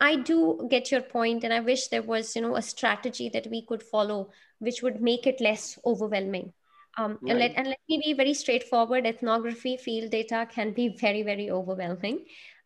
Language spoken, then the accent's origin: English; Delhi, India; I come from Delhi